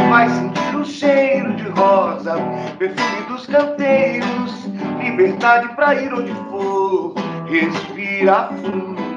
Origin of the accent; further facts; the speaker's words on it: Fortaleza, Ceará, Brazil; sou de Fortaleza, senhor.